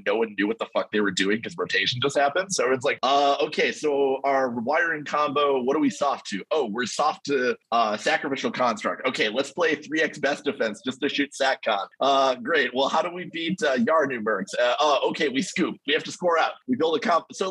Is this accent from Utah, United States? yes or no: no; Madison, Wisconsin, United States; Madison, Wisconsin, my hometown